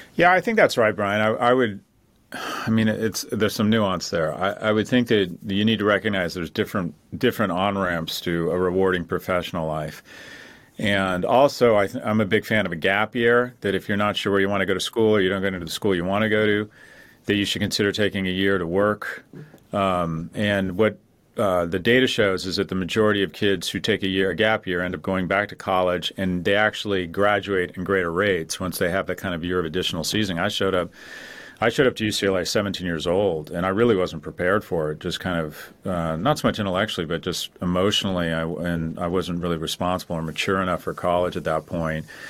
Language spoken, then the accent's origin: English; Los Angeles, California, United States; moved away as an adult; now in New York, United States; I grew up in Westwood